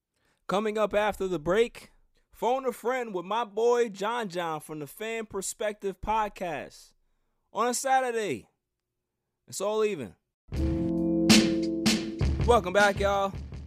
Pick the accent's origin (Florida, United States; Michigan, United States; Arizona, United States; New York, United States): New York, United States; Queens; growing up in Queens, New York, Rosedale.